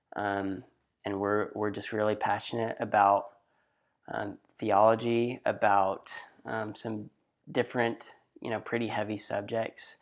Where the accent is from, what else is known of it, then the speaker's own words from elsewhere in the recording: Athens, Texas, United States; I'm from a small town in East Texas called Athens.